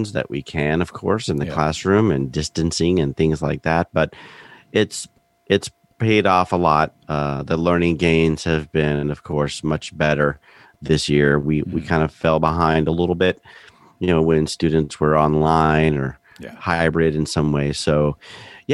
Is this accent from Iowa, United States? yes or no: no; Central Florida, United States; also born or lived in Belgium / Winston-Salem, North Carolina; I grew up in Central Florida.